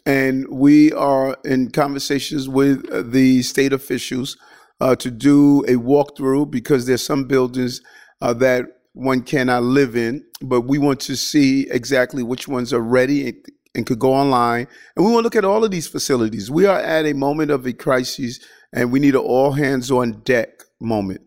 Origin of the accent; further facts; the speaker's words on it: New York City, New York, United States; as a child growing up in Qu-, Queens